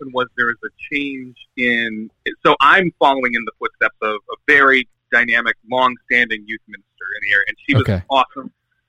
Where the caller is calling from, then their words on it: Syracuse, New York, United States; From Syracuse, New York.